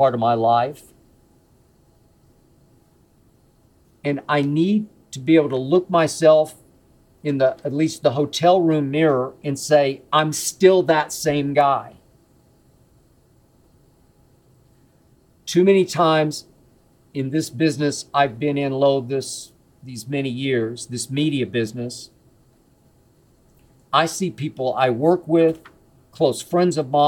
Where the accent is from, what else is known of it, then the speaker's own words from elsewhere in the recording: Oklahoma City, Oklahoma, United States; moved away as an adult; my hometown of Oklahoma City